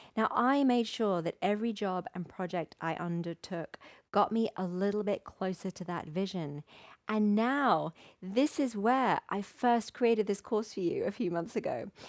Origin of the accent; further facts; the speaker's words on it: Wimbledon, London, United Kingdom; my hometown of Wimbledon